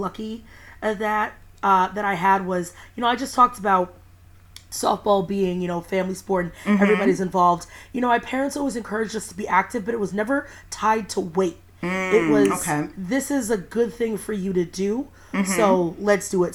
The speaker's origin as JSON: {"language": "English", "town": "Huntington", "region": "New York", "country": "United States", "tie": "born or raised there", "also_born_or_lived": "Massachusetts / Washington, D.C. / Harlem, New York City / Crown Heights, Brooklyn", "lives_now": "New York City, United States", "said": "I grew up in Long Island, and which is about an hour. I'm from Huntington, which is about an hour east of New York City"}